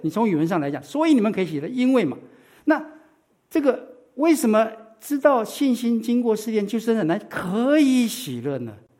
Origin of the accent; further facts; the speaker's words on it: Taiwan; now in United States; 我是在台湾长大的